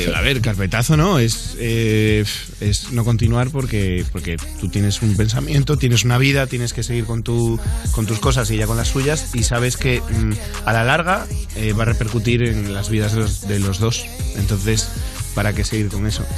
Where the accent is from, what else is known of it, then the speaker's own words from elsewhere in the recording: Spain; como todo español